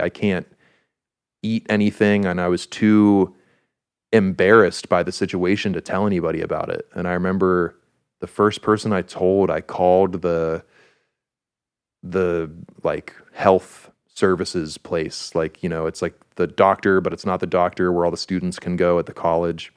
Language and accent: English; Pittsburgh, Pennsylvania, United States; we're from Pittsburgh